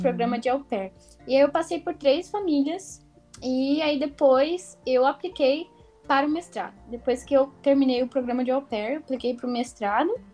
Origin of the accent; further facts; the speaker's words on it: Brazil; moved away as an adult; also born or lived in United States; now in France; nunca tinha saído do Brasil. Primeira vez que eu saí foi com 21, 20 anos